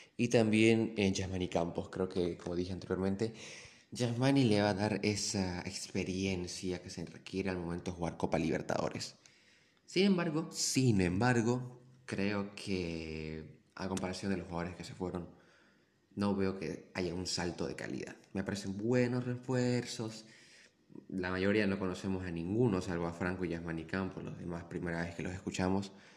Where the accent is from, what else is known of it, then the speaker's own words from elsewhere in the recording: Santa Cruz, Bolivia; Yo como cruceño